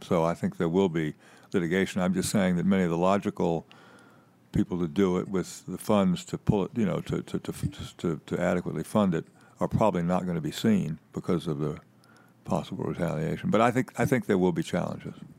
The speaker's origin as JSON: {"language": "English", "town": "Winston-Salem", "region": "North Carolina", "country": "United States", "said": "Winston-Salem, where I'm from"}